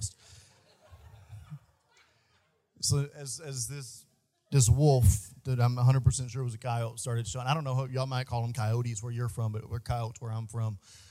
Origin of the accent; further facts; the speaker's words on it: Bootheel of Missouri, United States; where I grew up at in the Boot Hill of Missouri, there's more stray dogs than people.